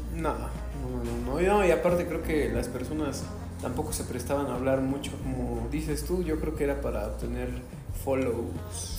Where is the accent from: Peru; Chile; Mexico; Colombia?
Mexico; Yo, como típico mexicano que viene de una, una familia tradicional católica